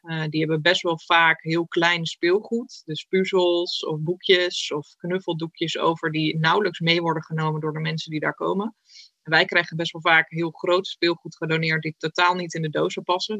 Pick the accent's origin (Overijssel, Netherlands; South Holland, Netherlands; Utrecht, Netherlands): Utrecht, Netherlands; ik kom uit Utrecht